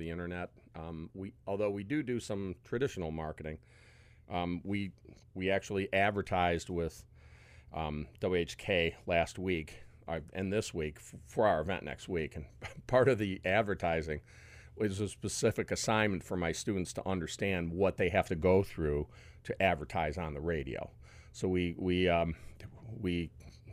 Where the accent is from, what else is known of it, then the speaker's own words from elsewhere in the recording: Rocky River, Ohio, United States; also born or lived in Westlake, Ohio; I grew up in Rocky River and Westlake